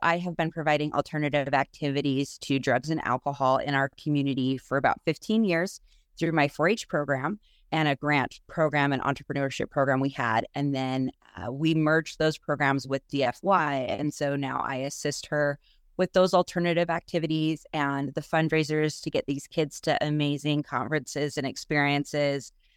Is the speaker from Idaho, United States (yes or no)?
yes; Salmon, Idaho, United States; I was born and raised here in Salmon